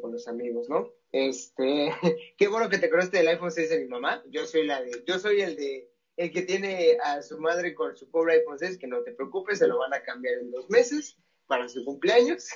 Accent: Mexico City, Mexico; now in Mérida, Mexico; yo soy de la Ciudad de México, vivo en Mérida, pero soy de la Ciudad de México

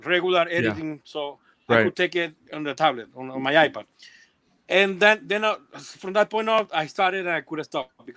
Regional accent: Venezuela; moved away as an adult; now in Colombia; I was born in Venezuela, then I had to leave my country. We came to Colombia

